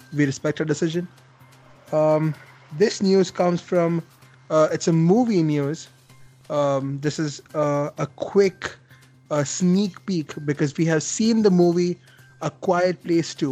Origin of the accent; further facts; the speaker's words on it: India; I mean as an Indian